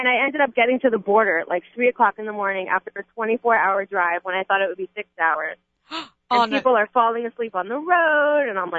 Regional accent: New York, United States; now in California, United States; I'm from New York

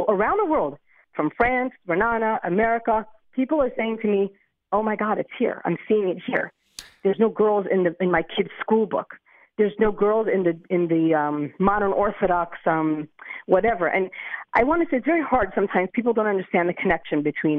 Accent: Lakewood, New Jersey, United States; now in Beit Shemesh, Israel; I grew up in Lakewood, New Jersey

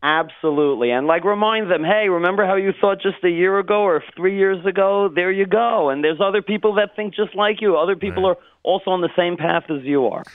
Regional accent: New York City, New York, United States; moved away as an adult; also born or lived in Richmond, Virginia; now in Israel; I was born in Brooklyn, and my family made Aliyah when I graduated high school

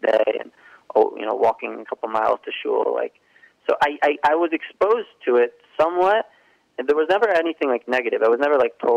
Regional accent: Cape May, New Jersey, United States; I grew up in New Jersey. I grew up in a town called Cape May. It's all the way South Jersey.

